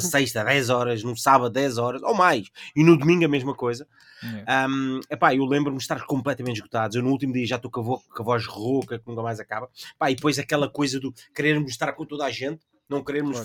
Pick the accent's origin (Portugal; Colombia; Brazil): Portugal